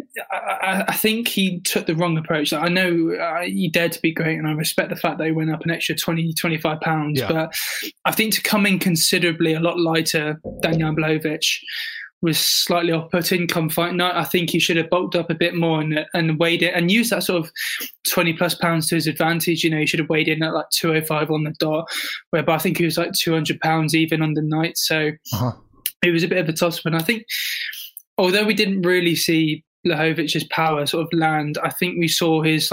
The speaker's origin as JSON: {"language": "English", "region": "South West England", "country": "United Kingdom", "tie": "born or raised there"}